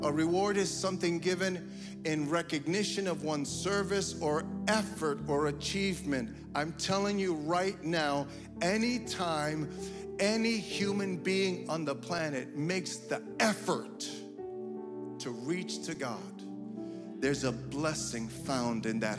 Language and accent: English; United States; my parents came from Cuba, they didn't speak English, but I was born and raised here, so guess what? I speak English